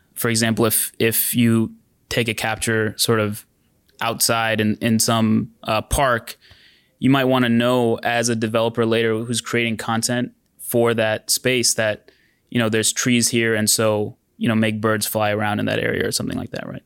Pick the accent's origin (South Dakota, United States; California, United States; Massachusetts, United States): California, United States; San Diego; now in Bay Area, United States; I grew up in San Diego